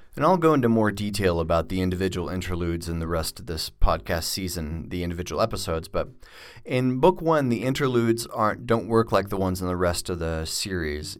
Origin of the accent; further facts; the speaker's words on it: United States; also born or lived in Australia; I'm an American, but I lived in Australia for a couple of years